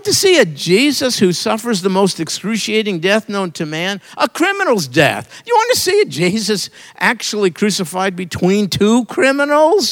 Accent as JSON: {"language": "English", "region": "New York", "country": "United States", "said": "I'm from New York"}